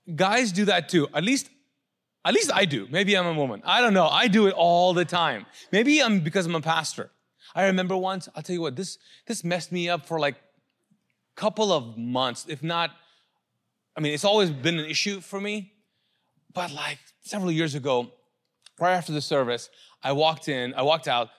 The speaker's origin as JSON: {"language": "English", "country": "Pakistan", "moved": "yes", "said": "I'm a Pakistani."}